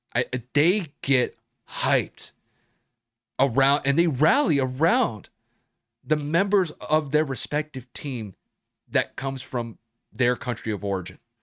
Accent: United States; I'm from the United States, and this is where I reside.

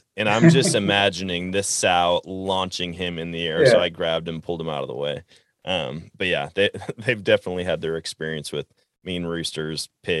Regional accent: Wisconsin, United States; I grew up in Wisconsin hunting white-tailed deer, getting covered in blaze orange

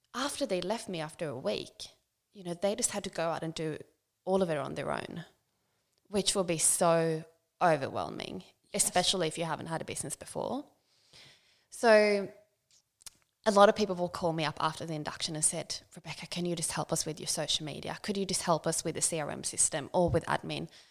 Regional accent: Sweden; moved away as an adult; now in Central Coast, Australia; I grew up in a small town um, in Sweden. Um, lived there um, up until I was 18

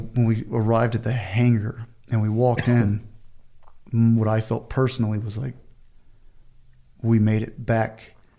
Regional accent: Southeast Texas, United States; Texas, Southeast Texas.

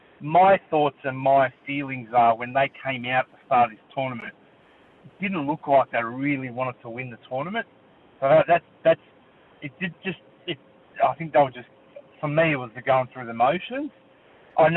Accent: Australia; I think as Australians

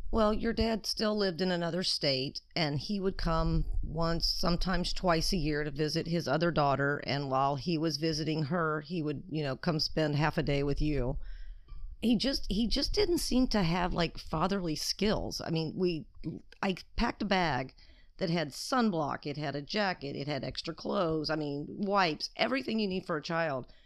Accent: Alabama, United States; moved away as an adult; now in California, United States; I was raised in Alabama

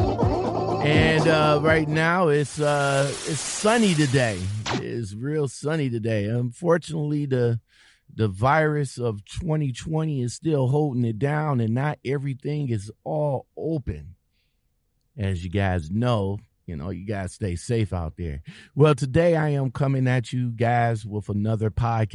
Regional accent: Ohio, United States; I'm a resident of Ohio

